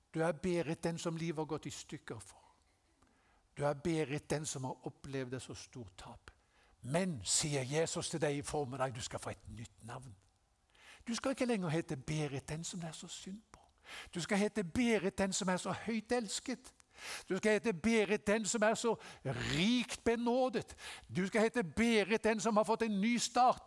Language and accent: Norwegian; Haugesund, Rogaland, Norway; Jeg ble en kristen da jeg var 17 eh, år gammel, hjemme i Haugesund.